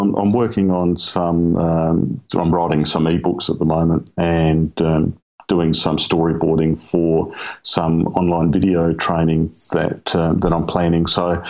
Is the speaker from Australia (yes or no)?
yes; South Australia, Australia; I'm from Southern Australia, so the state of South Australia, essentially right in the middle, right down the bottom, in a small rural town, 3,000 people or so.